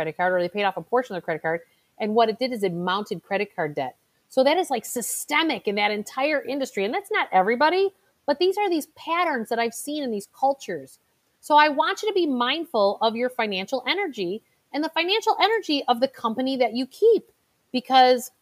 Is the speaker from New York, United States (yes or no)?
no; Chicago, Illinois, United States; my hometown, which is Chicago